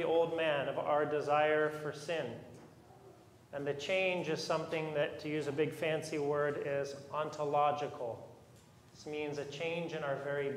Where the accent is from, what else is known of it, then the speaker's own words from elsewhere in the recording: United States; modern American Christians